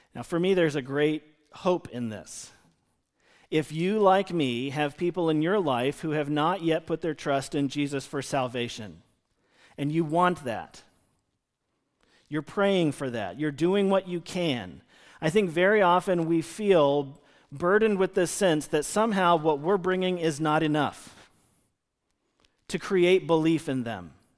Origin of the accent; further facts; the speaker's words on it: United States; we as American Christians living in two thousand twenty